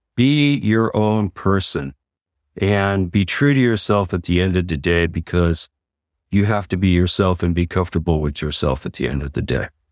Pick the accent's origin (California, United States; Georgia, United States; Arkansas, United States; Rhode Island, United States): California, United States; San Leandro; Floresta Gardens in San Leandro, San Leandro